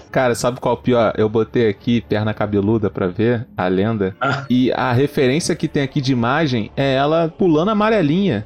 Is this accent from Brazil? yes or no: yes; Brazil; eu sou brasileiro